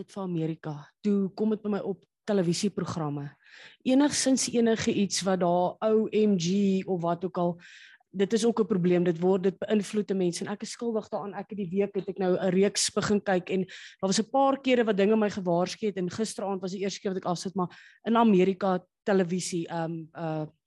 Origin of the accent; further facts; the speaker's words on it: South Africa; as Suid-Afrikaners